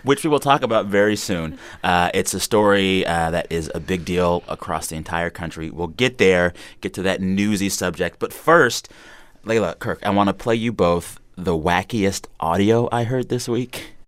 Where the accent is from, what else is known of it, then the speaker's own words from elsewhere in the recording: San Antonio, Texas, United States; moved away; growing up in Texas